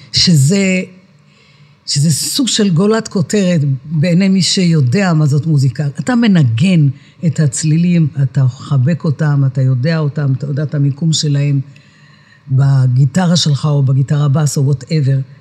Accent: Netanya, Central District, Israel; אני נולדתי בשכונת עמידר בנתניה, זו שכונת מהגרים

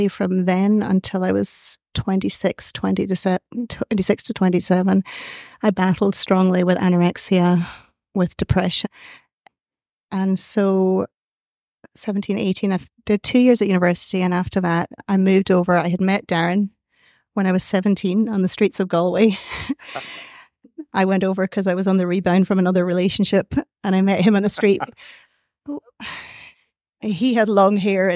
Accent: Scotland, United Kingdom; now in Ireland; I'm from Scotland originally. And so I grew up in Scotland

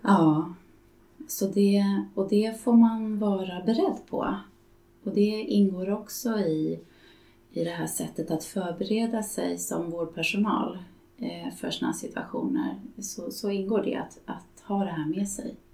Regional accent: Stockholm, Stockholm County, Sweden; Jag är från Stockholm där jag bor och arbetar

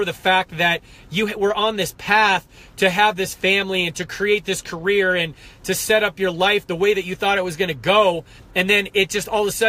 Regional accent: United States; I'm American as they come

